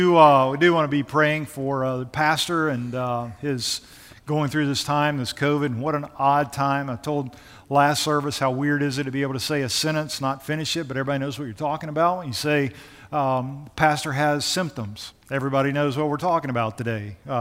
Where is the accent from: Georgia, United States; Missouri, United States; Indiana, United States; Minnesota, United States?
Georgia, United States; also born or lived in Nashville, United States; I'm originally from Georgia and the Gwinnett County area.